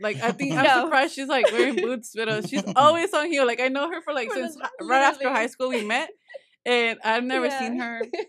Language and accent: English; Springdale, Arkansas, United States; Oh, Irving and us, like we grew up in Springdale, like seeing it grow, it's just really nice.